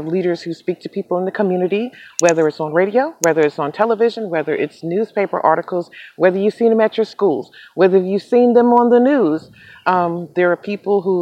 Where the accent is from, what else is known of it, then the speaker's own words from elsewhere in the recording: Charlotte, North Carolina, United States; my hometown of Charlotte, North Carolina